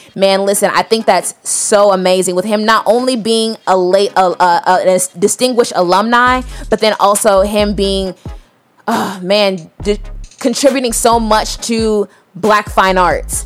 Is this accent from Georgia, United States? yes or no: yes; Atlanta, Georgia, United States; We both from Atlanta